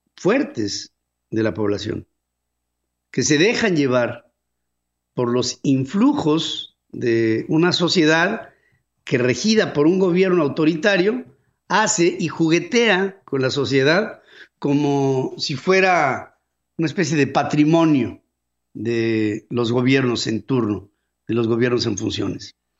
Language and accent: Spanish; Mexico; somos los mexicanos